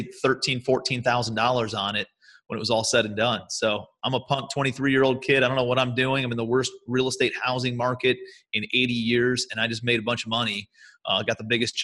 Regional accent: Cleveland, Ohio, United States; moved away as an adult; also born or lived in New York City; I'm from Cleveland originally, but I moved out to New York City

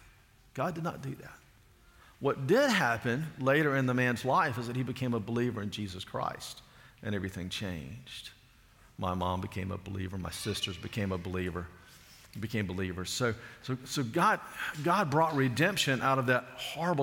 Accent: Alabama, United States; growing up in Alabama

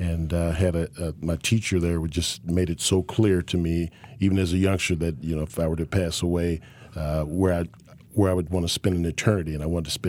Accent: Kansas City, Missouri, United States; growing up in Kansas City, and inner city of Kansas City was different than it is now. We had diversity all around my neighborhood, even though it was in the early 60s.

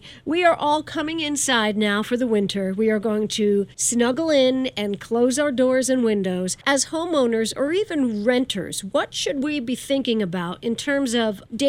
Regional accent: New York City, New York, United States; Now, I'm a New Yorker.

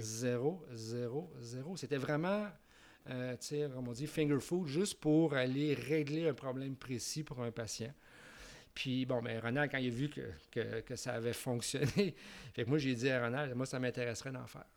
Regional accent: Quebec City, Quebec, Canada; moved away as an adult; now in Montreal, Canada; je viens de Québec

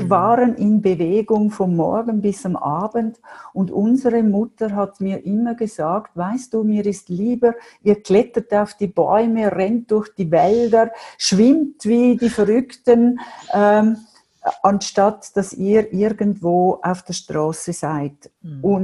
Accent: Winterthur, Zurich, Switzerland; ich bin aufgewachsen in Winterthur. Ich komme aus einem Vier-Mädel-Haushalt.

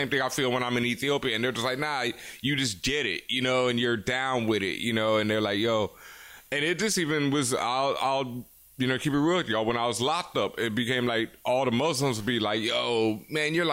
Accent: Houston, Texas, United States; I grew up in Houston and I went to school

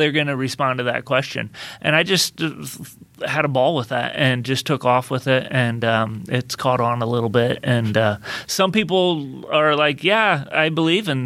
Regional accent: Nappanee, Indiana, United States; also born or lived in Bowling Green, Kentucky / Florida / Lexington, Kentucky; I grew up in Napanee, Indiana

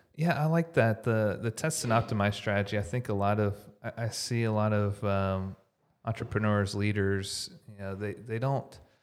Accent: Houston, Texas, United States; now in Dallas, United States; I grew up in Houston

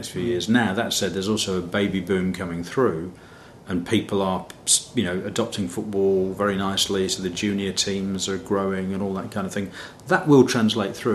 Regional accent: West Midlands, United Kingdom; also born or lived in Kent; I'm from the Midlands. But I was born in Kent. My parents moved when I was one.

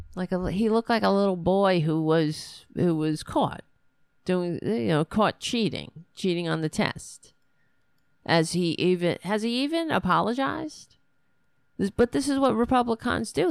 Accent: New York City, New York, United States; accent: New Yorker; I am a New Yorker

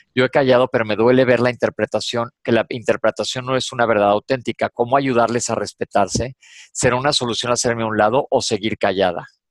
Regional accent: Mexico; soy mexicano

